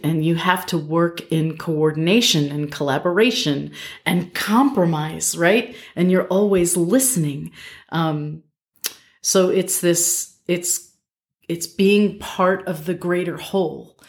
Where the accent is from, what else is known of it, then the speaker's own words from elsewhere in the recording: Albany, New York, United States; I grew up in Albany, New York